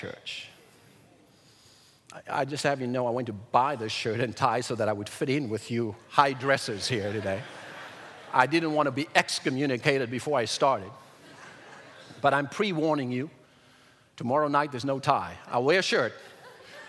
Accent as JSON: {"language": "English", "country": "South Africa", "tie": "born or raised there", "moved": "yes", "said": "I was raised in South Africa in apartheid in the early 1990s"}